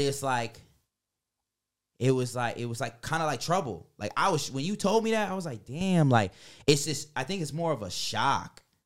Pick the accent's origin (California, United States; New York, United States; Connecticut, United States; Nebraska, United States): New York, United States; moved away; I'm also from New York.